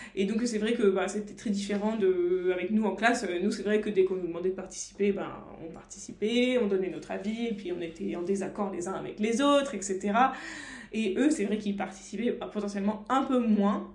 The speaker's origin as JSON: {"language": "French", "country": "France", "said": "en tant que Français"}